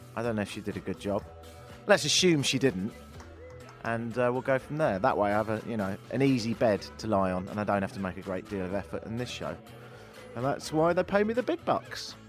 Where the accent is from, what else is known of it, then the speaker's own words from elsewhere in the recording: London, United Kingdom; moved away as an adult; also born or lived in Toronto, Canada; now in Canada; I'm from London, but I've been living here ten years